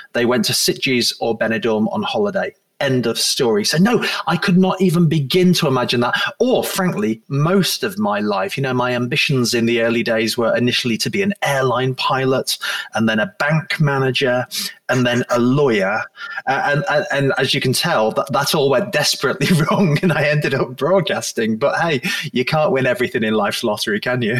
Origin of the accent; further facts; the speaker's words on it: Blackpool, North West England, United Kingdom; moved away as an adult; also born or lived in Manchester / Liverpool; now in Guernsey; although I was born in Manchester, I then eventually went uh, to, to grow up in Blackpool in my formative years in late primary school and secondary school